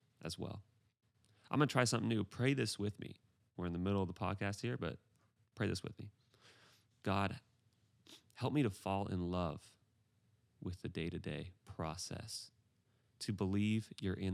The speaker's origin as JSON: {"language": "English", "region": "Pacific Northwest", "country": "United States", "said": "I am from the Pacific Northwest"}